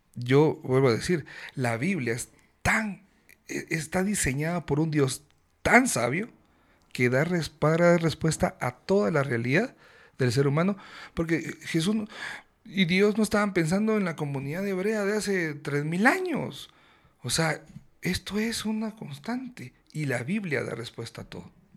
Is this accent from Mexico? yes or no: no; Guatemala; vengo de Guatemala